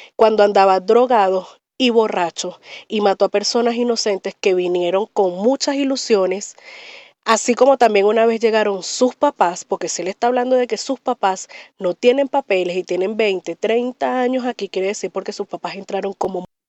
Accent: Venezuela; moved away; Yo soy venezolana

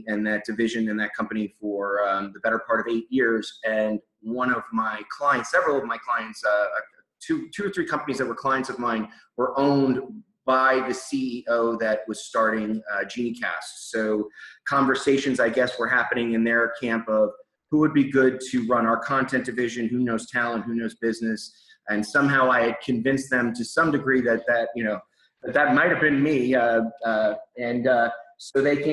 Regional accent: Long Island, New York, United States; I actually was born and raised in Long Island, New York.

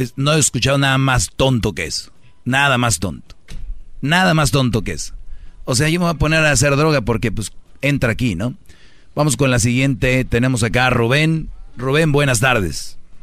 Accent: Jalisco, Mexico; yo soy de Jalisco

